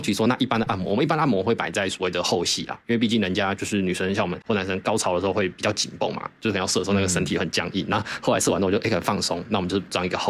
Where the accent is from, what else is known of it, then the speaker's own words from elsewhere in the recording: Thailand; 因为那时候我其实我们有两三个 partner，就是我们泰国人是有回来一起做经营，